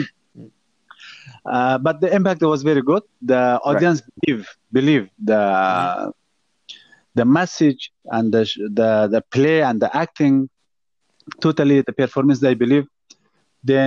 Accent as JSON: {"language": "English", "country": "Afghanistan", "also_born_or_lived": "India", "moved": "as an adult", "lives_now": "Malaysia", "said": "I'm a refugee from Afghanistan"}